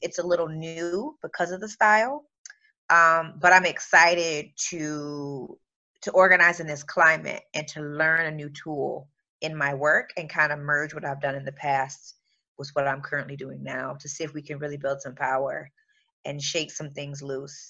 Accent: Michigan, United States; I am originally from Michigan

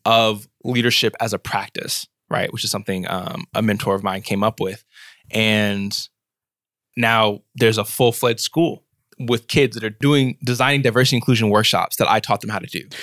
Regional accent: Washington, District of Columbia, United States; moved away as an adult; now in Berkeley, United States; I was born and raised in Southeast Washington, D C

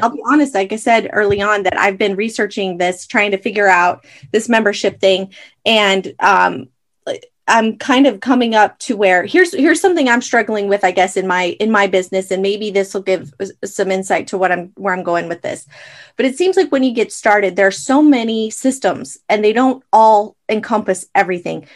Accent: Arizona, United States; moved away as an adult; now in Idaho, United States; I'm from Arizona

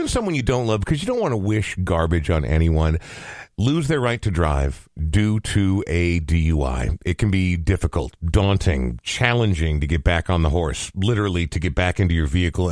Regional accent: Coon Rapids, Minnesota, United States; now in Minneapolis, United States; I grew up in Coon Rapids, but if I ever leave the state, I tell people I'm from Minneapolis, because I have lived in Minneapolis for 30 years

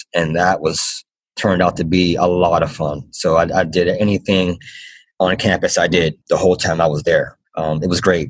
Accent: Pittsburgh, Pennsylvania, United States; and you know I'm from Pittsburgh, and at the time I had a really good job actually in radio.

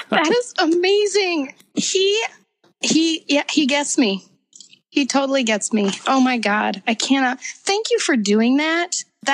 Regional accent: Minnesota, United States; I'm from Minnesota

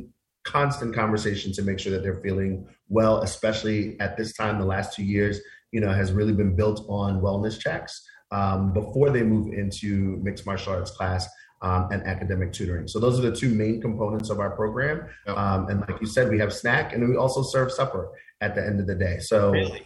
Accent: New York City, New York, United States; I went to small mom and pop daycare centers when I was a kid growing up in Queens.

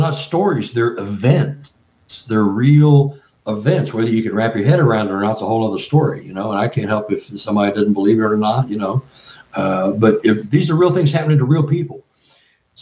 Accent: Texas, United States; I'm from Texas, so I know the area

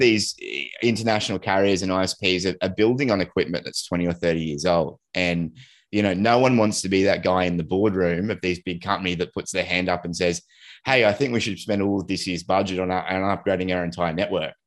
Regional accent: Australia; we're Aussie and, uh, and, and, like, we've grown up with just horrible connectivity to the rest of the world

